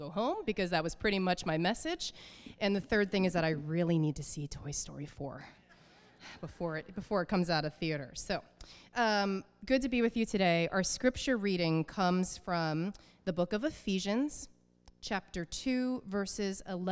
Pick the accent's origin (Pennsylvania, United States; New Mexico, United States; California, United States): Pennsylvania, United States; southeastern; moved away as an adult; also born or lived in Oberlin, Ohio; The house I grew up in southeastern Pennsylvania, a quarter acre lot at 6 Crumley Avenue